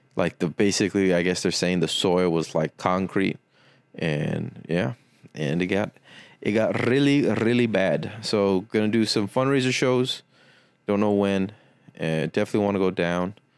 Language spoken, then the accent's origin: English; Weslaco, Texas, United States; born or raised there; moved away